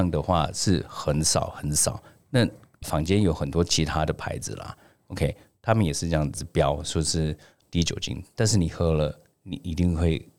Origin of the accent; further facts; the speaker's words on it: Taiwan; 是因为我觉得第一个，我们台湾人吃太油、吃太咸，然后呢吃太甜。